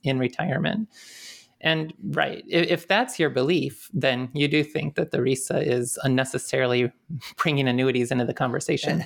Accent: Detroit, Michigan, United States; I grew up more in the Detroit area

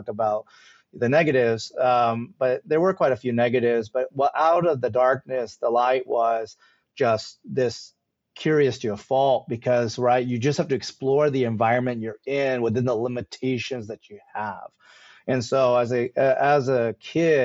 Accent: Chicago, Illinois, United States; Indian, I was born in Chicago.

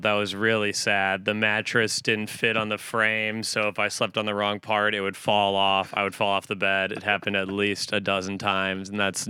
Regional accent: Woodbury, Minnesota, United States; moved away as an adult; now in New York, United States; I am from Woodbury, Minnesota.

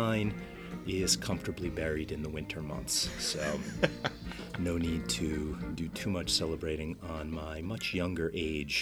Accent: New Jersey, United States; my home state of New Jersey

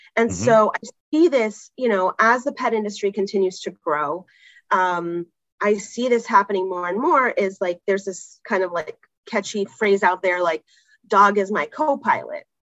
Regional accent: California, United States; now in New York, United States; grew up in California

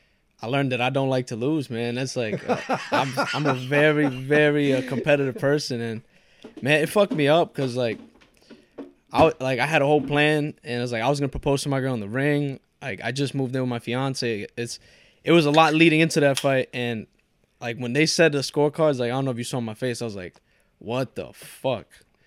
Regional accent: Port Chester, New York, United States; born there; I was born in Port Chester, but my family's from Ecuador, so first generation Ecuadorian.

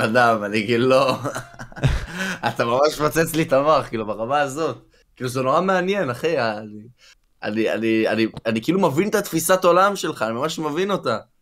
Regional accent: Israel; אני בתור אזרח ישראלי, גם יהודי, אבל ישראלי

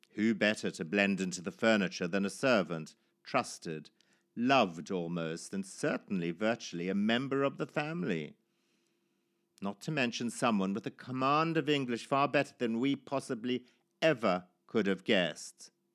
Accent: Zimbabwe; born or raised there; moved away

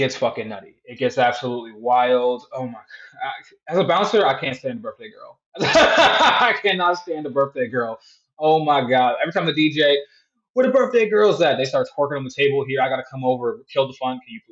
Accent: Northeast, United States; I'm from the Northeast

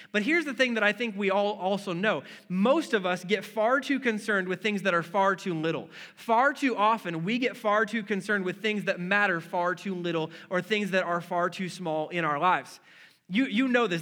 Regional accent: Wisconsin, United States; moved away; I'm from Wisconsin

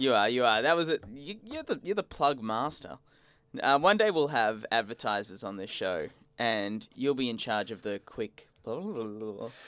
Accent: Australia; growing up in Australia

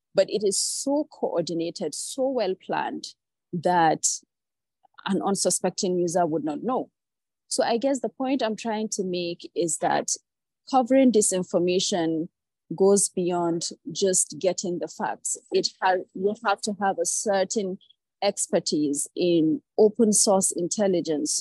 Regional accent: Nigeria; growing up in Nigeria

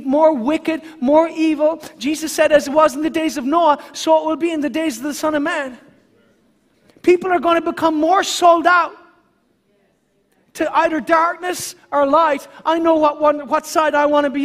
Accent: Ireland; myself as an Irishman

